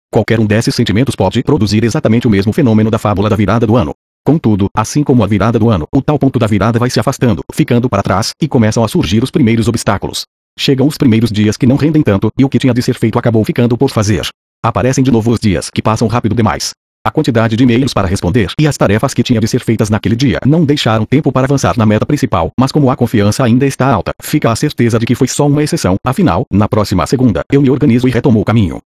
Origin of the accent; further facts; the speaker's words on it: Rio de Janeiro, Brazil; born there; Sou filho do Jerônimo e da Célia e nasci em Botafogo, no Rio de Janeiro.